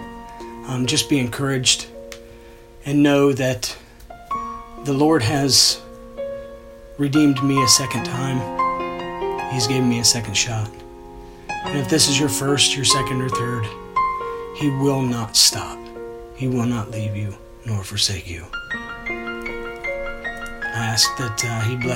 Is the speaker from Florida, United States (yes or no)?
no; DeGraff, Ohio, United States; now in Galena, United States; I'm originally from DeGraff, Ohio.